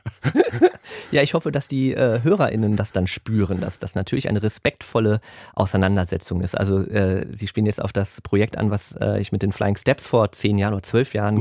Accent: Germany; first language German; Und ich bin aber in Deutschland aufgewachsen und da haben wir nur Deutsch gesprochen

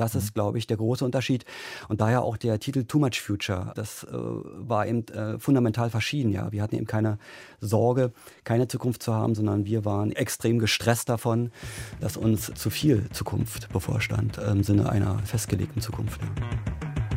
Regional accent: East Germany, Germany; Bei uns in Ostdeutschland

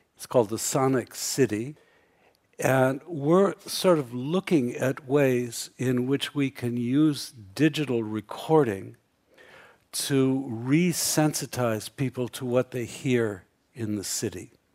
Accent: United States; I grew up in America

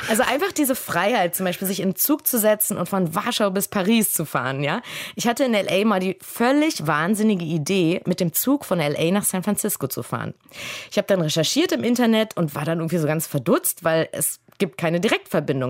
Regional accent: Germany; also born or lived in Berlin / Los Angeles

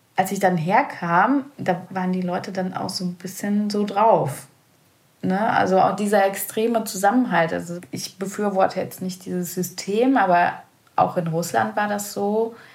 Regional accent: western Germany, Germany; moved away as an adult; also born or lived in former Soviet Union; now in Kalbe, Germany; ich bin ja halt im Westen von Deutschland aufgewachsen

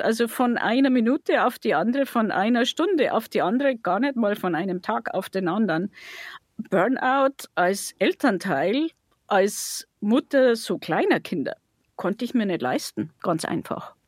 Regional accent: Passau, Bavaria, Germany; in meiner Heimatstadt

